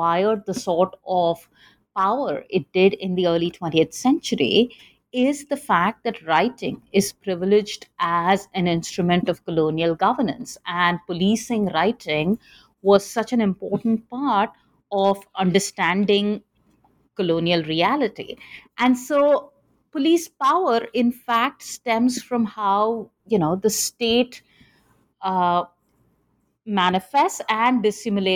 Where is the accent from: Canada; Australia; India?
India; Chennai, Tamil Nadu; moved away as an adult; also born or lived in Delhi; now in United States; I grew up in Chennai. And when I was growing up in the 80s and 90s in Chennai